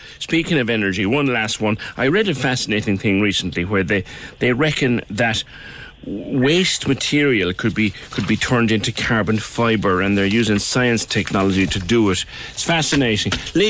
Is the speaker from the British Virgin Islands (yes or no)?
no; United Kingdom; I'm British. Married an Irishman.